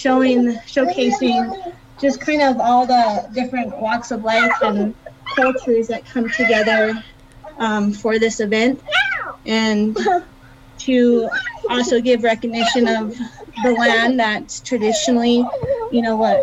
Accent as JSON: {"language": "English", "town": "Ignacio", "region": "Colorado", "country": "United States", "tie": "born or raised there", "said": "we're from Ignacio, Colorado, Ute Mountain Ute, and born and raised in this area"}